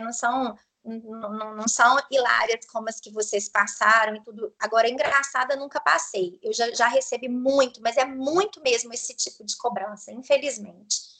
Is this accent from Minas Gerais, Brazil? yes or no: yes; Itapecerica, Minas Gerais, Brazil; accent: mineiro; Eu sou de Itapecerica. Fica a 180 quilômetros de Belo Horizonte.